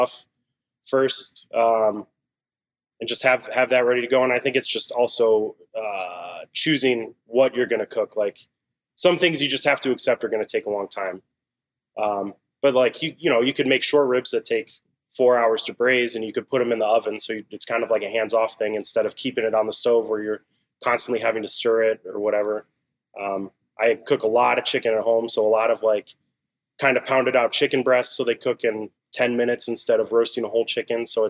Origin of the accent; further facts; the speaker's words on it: Arcadia, California, United States; moved away as an adult; also born or lived in New York; now in Chicago, United States; I grew up in Los Angeles. So Arcadia, which is right next to Pasadena